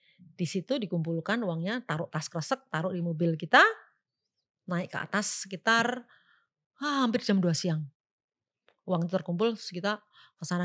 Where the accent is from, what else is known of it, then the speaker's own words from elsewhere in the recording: Java, Indonesia; Kita orang Jawa